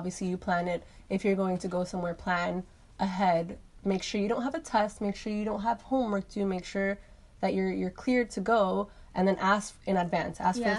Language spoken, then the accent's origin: English; New York, United States; moved away; I lived in New York. I was born in New York, and then I was raised there, and then I go back